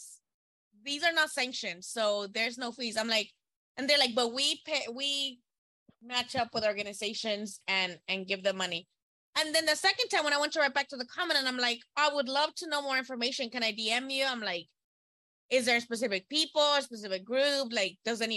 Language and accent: English; Nayarit, Mexico; my home state.